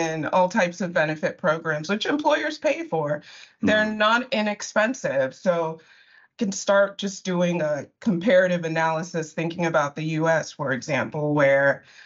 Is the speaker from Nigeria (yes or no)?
yes; Nigeria; I'm Nigerian, and my ethnic group is Igbo